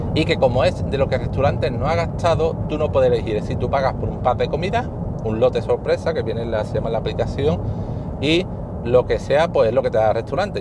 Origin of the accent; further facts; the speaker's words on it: Spain; soy de España